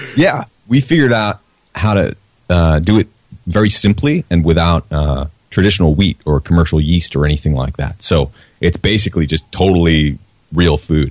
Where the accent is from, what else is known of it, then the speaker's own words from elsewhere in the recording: New Hampshire, United States; I'm from New Hampshire